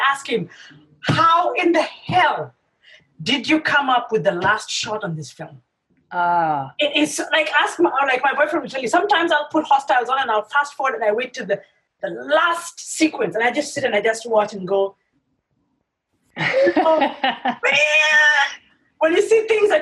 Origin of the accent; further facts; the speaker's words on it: Kenya; I grew up in Kenya.